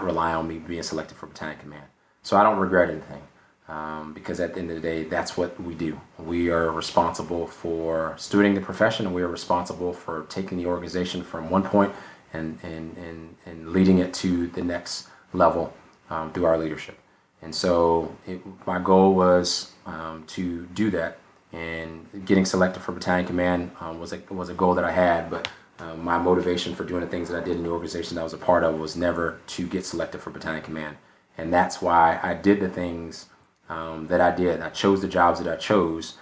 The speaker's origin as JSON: {"language": "English", "town": "Brunswick", "region": "Georgia", "country": "United States", "tie": "born or raised there", "moved": "as an adult", "said": "Hunter Army Airfield was an hour away from my hometown in Brunswick, Georgia"}